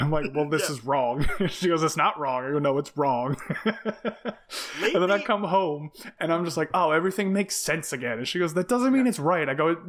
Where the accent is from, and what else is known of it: New Jersey, United States